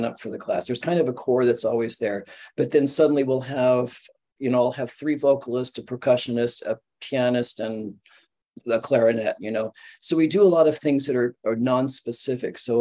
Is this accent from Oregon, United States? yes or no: no; Southern California, United States; moved away; we're from Southern California